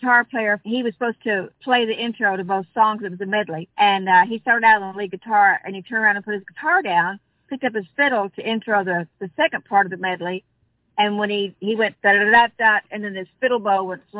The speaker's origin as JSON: {"language": "English", "town": "Dardanelle", "region": "Arkansas", "country": "United States", "tie": "born or raised there", "moved": "yes", "said": "that's where I grew up"}